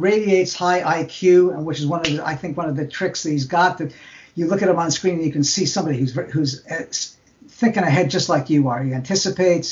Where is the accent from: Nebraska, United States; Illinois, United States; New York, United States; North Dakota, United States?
New York, United States; New York and Long Island, United States; moved away as an adult; also born or lived in California; I grew up in New York and Long Island, and then went to Hopkins.